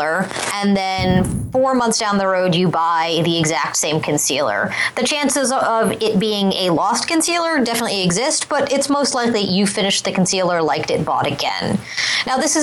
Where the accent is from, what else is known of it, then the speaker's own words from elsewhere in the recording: Boulder, Colorado, United States; I'm from Boulder, so Brad Feld is kind of hometown hero